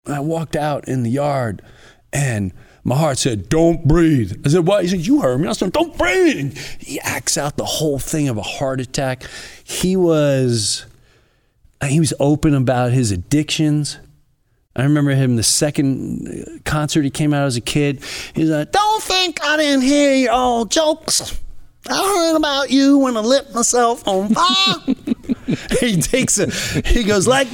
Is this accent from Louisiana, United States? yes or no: no; New York, United States